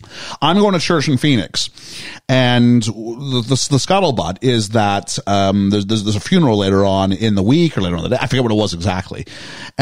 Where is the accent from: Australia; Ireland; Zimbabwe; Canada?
Canada; I was from Canada.